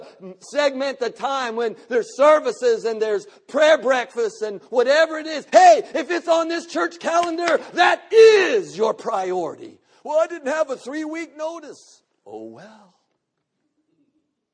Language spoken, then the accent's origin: English; the South, United States; I'm from the South.